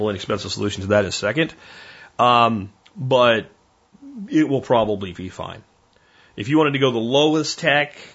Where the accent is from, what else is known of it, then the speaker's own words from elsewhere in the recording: Pennsylvania, United States; I grew up in Pennsylvania, when you walked into anybody's house, there was a gun cabinet there